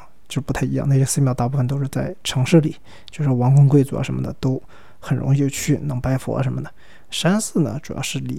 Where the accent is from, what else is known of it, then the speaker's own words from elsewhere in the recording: Sichuan, China; accent: Sichuanese Mandarin (Chuanpu); 这三个字对我们四川话四川人真的很痛苦。我们的川普不分那个平翘舌音的，我如果说四川话就变成“福斯斯”